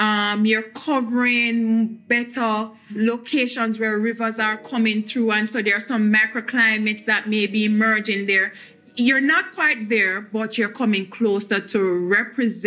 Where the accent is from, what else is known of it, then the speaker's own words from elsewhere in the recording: Saint Catherine, Jamaica; now in Kingston, Jamaica; I grew up in St. Catherine in another parish within Jamaica, not too far from Kingston, but now I reside in Kingston.